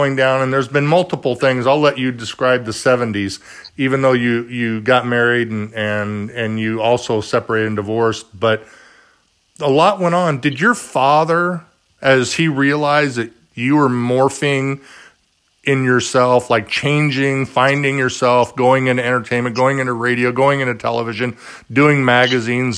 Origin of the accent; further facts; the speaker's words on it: Garden Grove, California, United States; I'm born and raised in Garden Grove, California